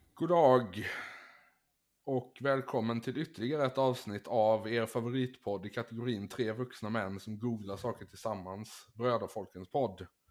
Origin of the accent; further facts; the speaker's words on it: Finland; som finlandssvensk